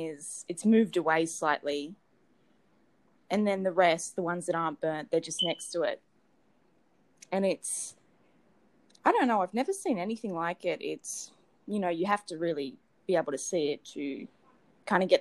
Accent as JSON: {"language": "English", "town": "Sydney", "region": "New South Wales", "country": "Australia", "said": "I'm from Sydney, Australia"}